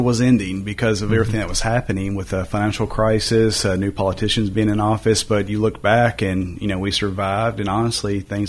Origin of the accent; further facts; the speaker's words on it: Glasgow, Kentucky, United States; moved away as an adult; now in Hendersonville, United States; So I'm from Kentucky. I never thought I would leave Kentucky, moved down here for 5 years in my head with the plan to move back to, you know, my hometown